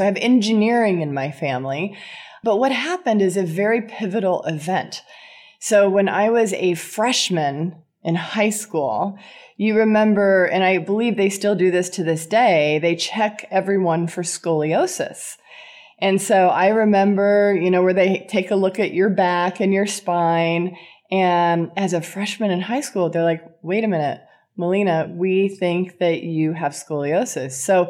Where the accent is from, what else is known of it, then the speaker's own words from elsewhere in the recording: California, United States; So I grew up in Southern California. at the time of, yes, the Valley Girl. And I was in the Valley in the 80s.